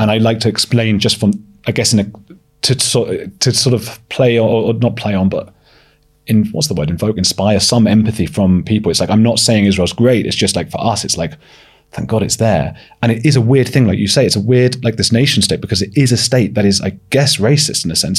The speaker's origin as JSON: {"language": "English", "region": "London", "country": "United Kingdom", "tie": "born or raised there", "also_born_or_lived": "Leeds", "said": "I grew up in North London"}